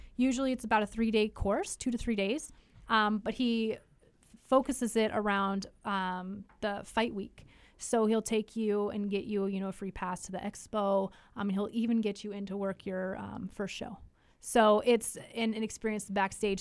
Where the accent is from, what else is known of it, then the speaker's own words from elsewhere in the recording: Alaska, United States; also born or lived in Idaho; now in Tri-Cities, Washington, United States; growing up in Alaska, I mean, four hours of, of daylight